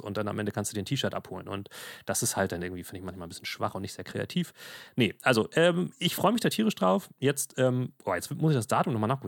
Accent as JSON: {"language": "German", "country": "Germany", "said": "bei uns in Deutschland"}